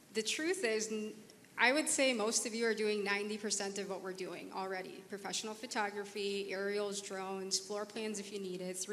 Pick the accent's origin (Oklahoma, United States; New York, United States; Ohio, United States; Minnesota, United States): Minnesota, United States; Minneapolis; I'm from Minneapolis.